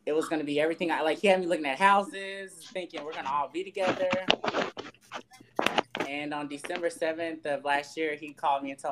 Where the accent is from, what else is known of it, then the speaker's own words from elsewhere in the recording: Dallas, Texas, United States; now in Austin, United States; originally from Dallas